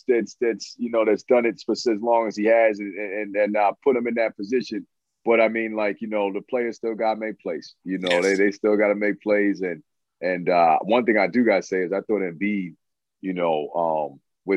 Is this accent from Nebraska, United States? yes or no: no; New York, United States; growing up in New York